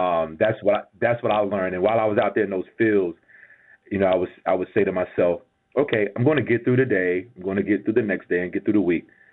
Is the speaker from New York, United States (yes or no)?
no; Gibsonville, North Carolina, United States; I'm from Gibsonville, GIB, which is close to, is right between Greensboro and right between and, and, and right between Greensboro and Burlington. It's a little small town right off 85.